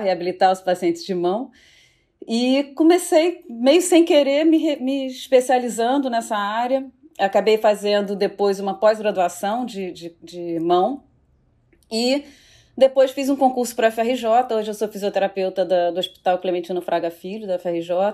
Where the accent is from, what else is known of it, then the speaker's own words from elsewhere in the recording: Rio de Janeiro, Brazil; eu sou do Rio de Janeiro